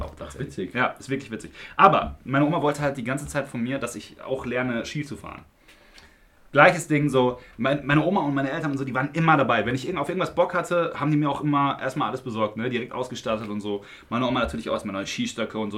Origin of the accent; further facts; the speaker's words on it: Unna, North Rhine-Westphalia, Germany; Unna Lünern, ja, damit ihr mal wisst, wo ich herkomme